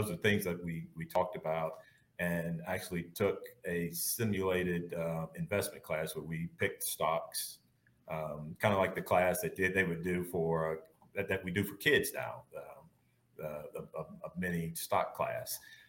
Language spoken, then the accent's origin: English; Canton, Mississippi, United States; but I grew up in Canton, Mississippi. That's about 15 miles north of Jackson. So small town.